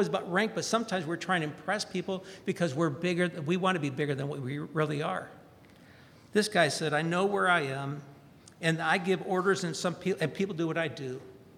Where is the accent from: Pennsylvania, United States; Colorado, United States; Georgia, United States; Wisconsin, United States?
Georgia, United States; Valdosta; my hometown of Valdosta, Georgia, named a day after me